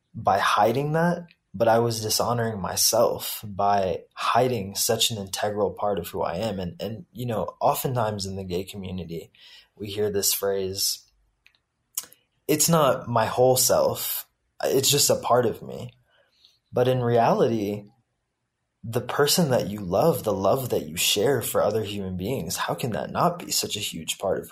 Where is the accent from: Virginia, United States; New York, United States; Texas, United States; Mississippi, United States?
Texas, United States; Houston; also born or lived in India; I grew up in the South, in a very conservative part of Texas